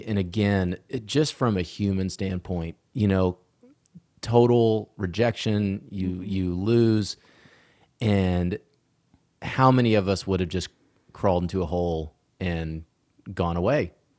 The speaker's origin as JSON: {"language": "English", "region": "Georgia", "country": "United States", "tie": "born or raised there", "moved": "yes", "said": "I miss my home state. I've lived in Texas yeah. now for a long time, and I always love Georgia."}